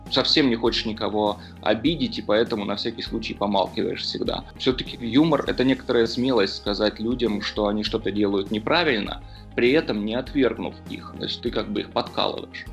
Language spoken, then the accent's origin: Russian; Moscow, Russia; я сам из Южного Бутова